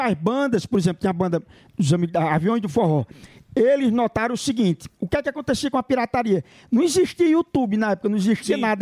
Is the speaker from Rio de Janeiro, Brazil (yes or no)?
no; Cachoeira do Sapo, Rio Grande do Norte, Brazil; now in São Paulo, Brazil; Cachoeira do Sapo, fica no Rio Grande do Norte, a minha cidade